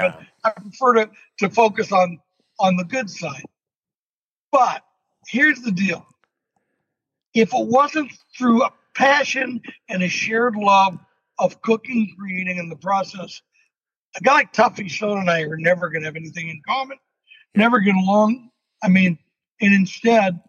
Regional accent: California, United States; as a Californian

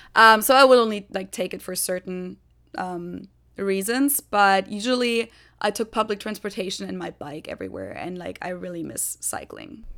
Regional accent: Munich, Bavaria, Germany; first language German; English is a second language; moved away as an adult; also born or lived in Hamburg; now in Cincinnati, United States; I was born and raised in Germany

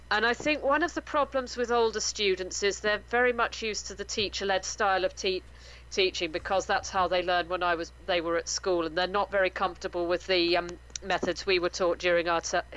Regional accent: Bury St Edmunds, East of England, United Kingdom; No, uh, I'm from Bury St Edmunds in the east of England. I'm about four, it's about 40 miles from Cambridge.

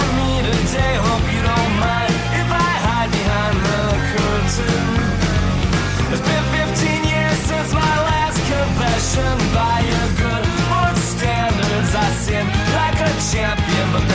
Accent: Columbia, South Carolina, United States; moved away; I'm actually from South Carolina originally.

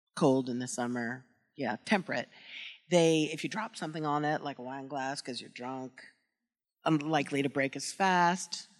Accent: New York, United States; I grew up in New York

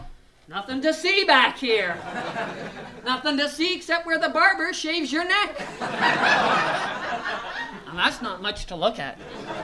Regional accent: Bala, Ontario, Canada; Yeah, I'm headed home to Bala. I'm from Bala originally.

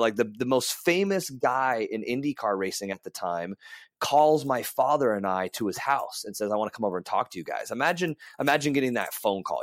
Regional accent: Las Vegas, Nevada, United States; also born or lived in California; I was born in California, and uh, raised between California and Vegas, but Vegas has been my home almost my entire life

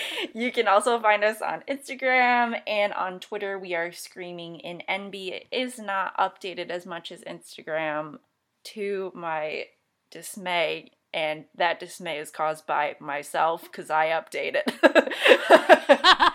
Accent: Michigan, United States; I'm also from Michigan

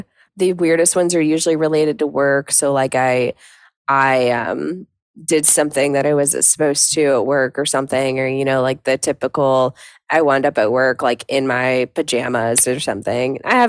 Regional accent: the South, United States; Obviously, I grew up in the South, so I grew up on country music.

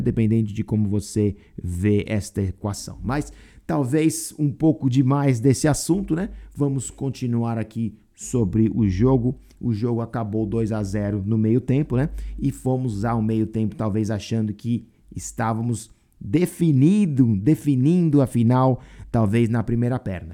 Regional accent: Brazil; now in United States; como brasileiro

